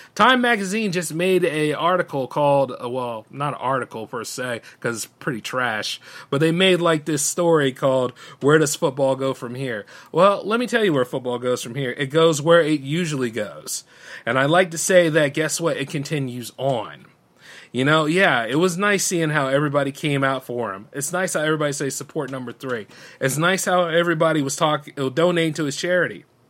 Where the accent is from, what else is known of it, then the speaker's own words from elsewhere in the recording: United States; I'm an American that lives in this country